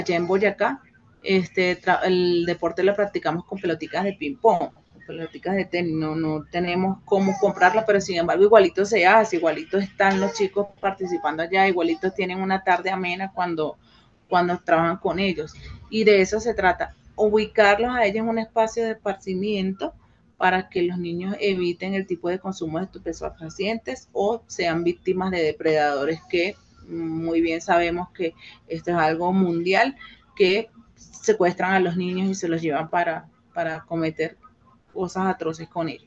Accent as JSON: {"language": "Spanish", "country": "Venezuela", "moved": "yes", "lives_now": "Colombia", "said": "como venezolano"}